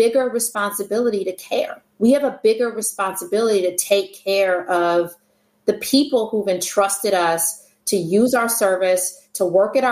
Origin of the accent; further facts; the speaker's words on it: Detroit, Michigan, United States; now in Palo Alto, United States; I was born in Detroit, Michigan. It's where I'm from.